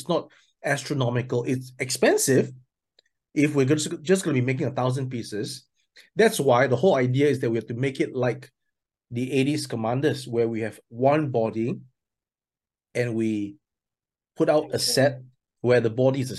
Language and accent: English; Singapore; also born or lived in mainland China; now in China; I'm from Singapore, but I'm now based in mainland China.